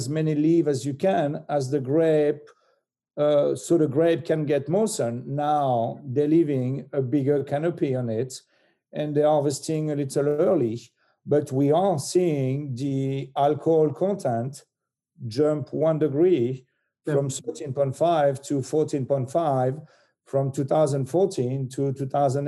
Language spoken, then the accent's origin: English; Burgundy, Bourgogne-Franche-Comté, France; I am from Burgundy